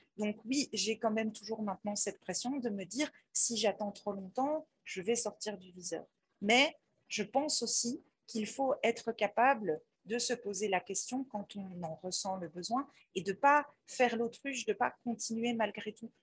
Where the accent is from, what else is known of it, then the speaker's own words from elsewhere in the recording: Belgium; moi, je suis belge